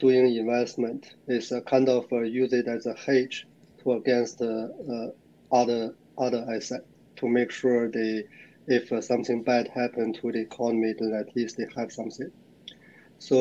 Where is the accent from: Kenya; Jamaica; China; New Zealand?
China; moved away as an adult; also born or lived in Singapore / Hong Kong; now in Sydney, Australia; I originally born in China, and I live in Australia, Sydney, for over, 13 years.